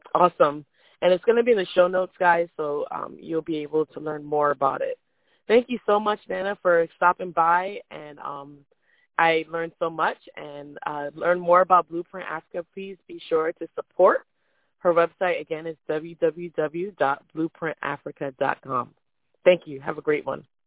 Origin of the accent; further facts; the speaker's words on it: Jamaica; moved away; also born or lived in Florida, United States; I, I'm from Jamaica